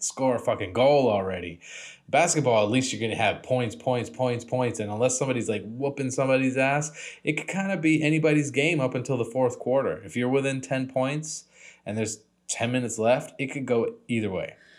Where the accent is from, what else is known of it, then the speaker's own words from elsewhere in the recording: New England, United States; now in California, United States; I was born around the area. I got family still living over there